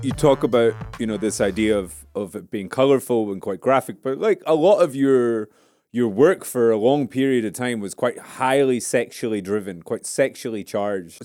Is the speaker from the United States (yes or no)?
no; Scotland, United Kingdom; I grew up in Scotland